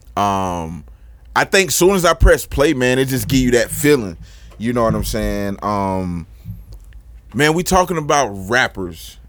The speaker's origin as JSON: {"language": "English", "region": "Florida", "country": "United States", "said": "as a Floridian"}